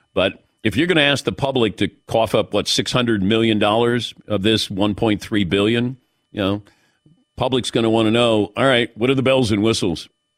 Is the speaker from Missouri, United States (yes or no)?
no; Cincinnati, Ohio, United States; But I never understood this because I grew up in Cincinnati and they would give out tickets, not usually to good games, but they would give you tickets if you got straight A's.